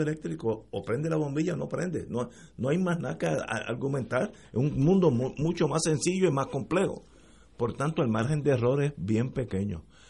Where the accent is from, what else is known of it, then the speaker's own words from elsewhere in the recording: Puerto Rico; nosotros los puertorriqueños